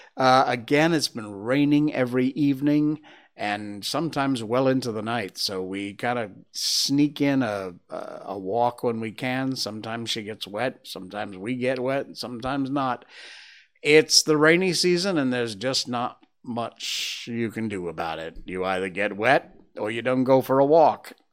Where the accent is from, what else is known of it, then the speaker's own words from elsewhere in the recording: Northwest Connecticut, United States; now in Malaysia; my hometown in Northwest Connecticut